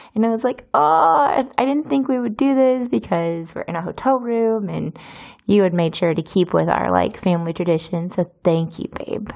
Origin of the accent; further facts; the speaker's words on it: United States; moved away as an adult; now in Izmir, Turkey; I'm from America